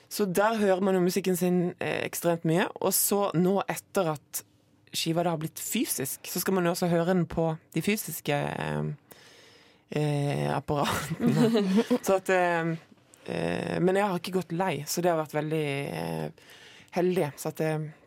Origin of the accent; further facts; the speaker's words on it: Moi, Rogaland, Norway; på Moi, der jeg kommer fra.